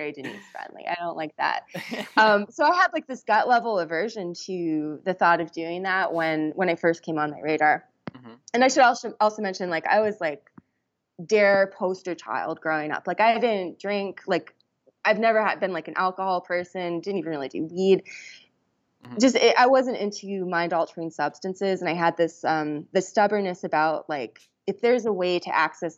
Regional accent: Washington, United States; I found a very small retreat center that was in my home state, in my state of Washington

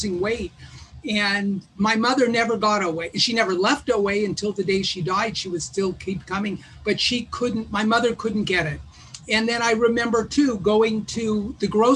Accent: Los Angeles, California, United States; I grew up in West Los Angeles

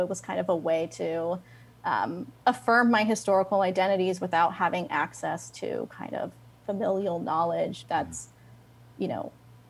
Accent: the South, United States; now in Chicago, United States; given that I am born and raised in the South. Who knew I would end up like working with the Puerto Rican community in Chicago?

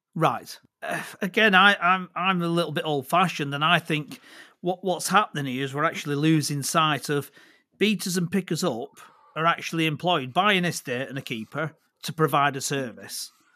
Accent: Accrington, North West England, United Kingdom; also born or lived in Clitheroe / Blackburn; I grew up just outside of Accrington.

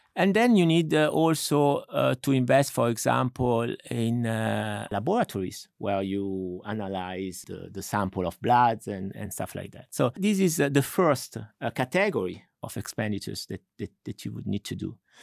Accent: Milan, Lombardy, Italy; moved away; I'm originally from Milan.

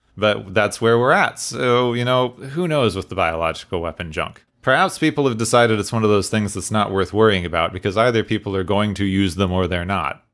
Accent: Phoenix, Arizona, United States; I grew up in Phoenix, Arizona, or near Phoenix

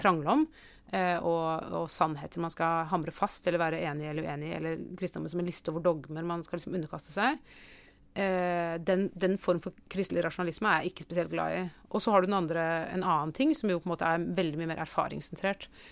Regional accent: Oslo, Norway; jeg vokste opp i Oslo

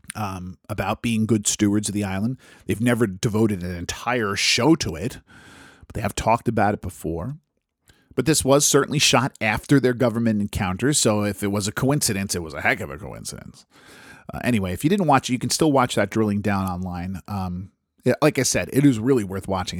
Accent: United States; I'm American

